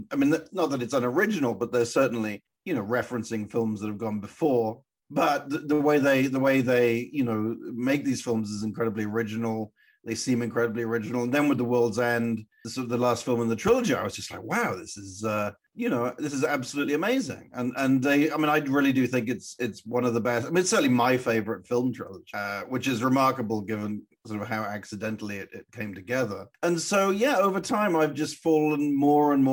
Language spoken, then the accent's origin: English; Wells, South West England, United Kingdom; I had grown up in Wells in Somerset